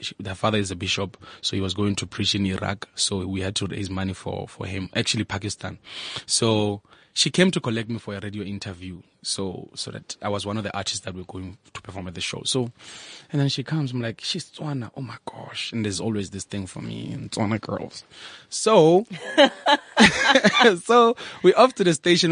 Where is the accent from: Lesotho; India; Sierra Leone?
Lesotho; also born or lived in Thaba Nchu, South Africa; now in Bloemfontein, South Africa; I'm from Lesotho, first of all. And I live in Bloemfontein. I started in Tabanchu when I came to South Africa